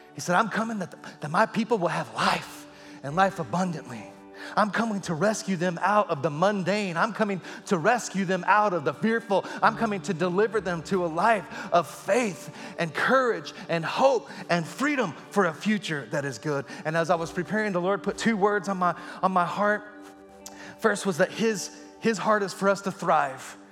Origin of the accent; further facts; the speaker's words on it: Texas, United States; I was a boy growing up in Texas